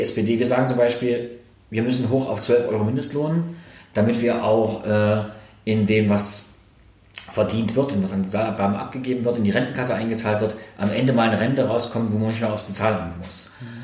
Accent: Thuringia, Germany; dass es zum einen im, bei uns in Thüringen, im Osten insgesamt, nach wie vor äh, ein klares Lohngefälle gibt

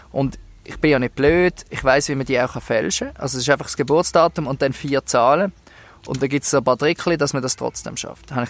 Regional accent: Switzerland; Ähm, das machen wir ja als Schweizer.

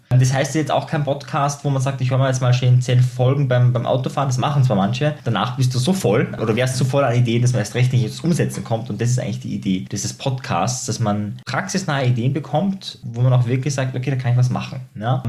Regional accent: Austria; bei uns in Österreich

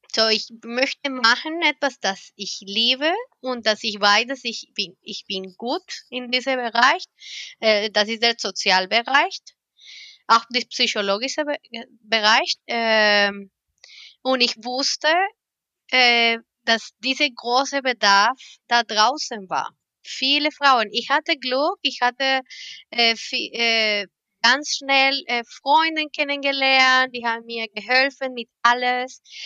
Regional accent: Colombia; German is a second language; moved away as an adult; now in Germany; Ich bin, ich bin nicht nur Kolumbianerin, ich komme aus Kolumbien. Meine Stadt ist immer warm

